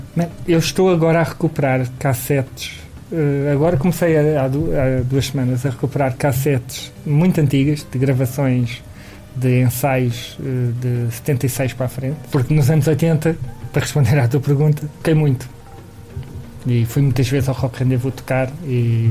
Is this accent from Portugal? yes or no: yes; Lisbon, Portugal; also born or lived in Santo António dos Cavaleiros; sou da Alfama e a minha família tinha uma taberna barra casa de fados